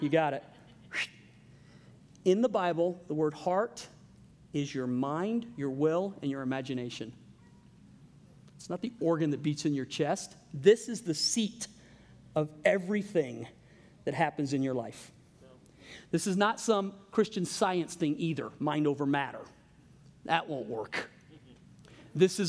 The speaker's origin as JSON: {"language": "English", "region": "Louisiana", "country": "United States", "said": "I'm from Louisiana."}